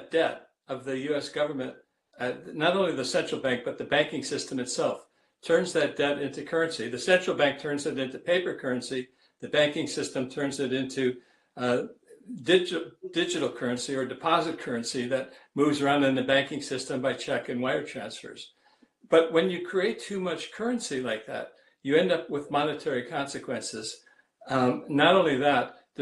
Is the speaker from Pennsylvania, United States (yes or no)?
no; Ohio, United States; when I was growing up in Ohio in the 1950s